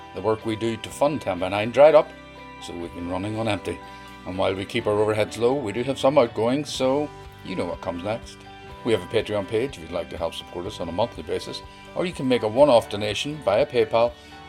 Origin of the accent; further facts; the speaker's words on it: Derry, Northern Ireland, United Kingdom; From my hometown of Derry, here's Eliza McCafferty.